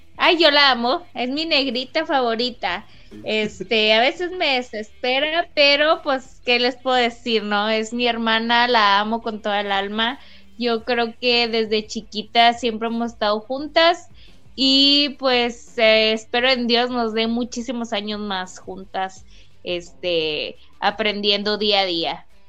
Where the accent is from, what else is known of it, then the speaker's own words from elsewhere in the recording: Mexico; como mexicana